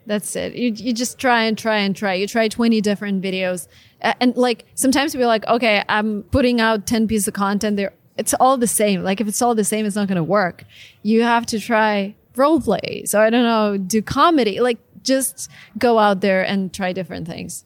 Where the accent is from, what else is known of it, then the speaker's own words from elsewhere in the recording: Russia; moved away as an adult; I'm Russian, was born and raised in Russia